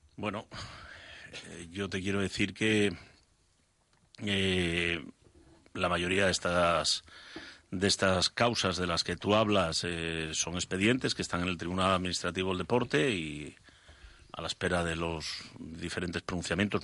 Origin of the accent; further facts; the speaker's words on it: Asturias, Spain; me gusta Asturias, me gusta estar allí y, se me hace difícil estar fuera de, mi tierra